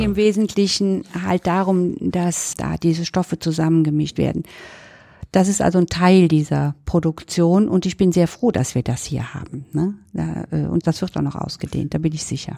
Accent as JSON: {"language": "German", "town": "Cologne", "region": "North Rhine-Westphalia", "country": "Germany", "said": "als Kölnerin"}